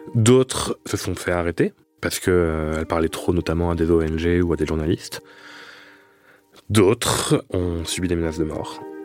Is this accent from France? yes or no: yes; France; En tant que Français